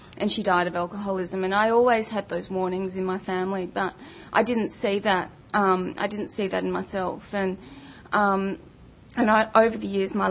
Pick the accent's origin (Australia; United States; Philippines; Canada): Australia; Melbourne, Victoria; I grew up in Melbourne